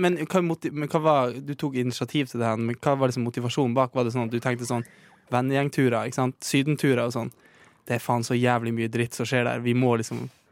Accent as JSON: {"language": "Norwegian", "region": "Northern Norway", "country": "Norway", "accent": "Northern Norwegian", "moved": "yes", "lives_now": "Oslo, Norway", "said": "han er jo fra der jeg er fra"}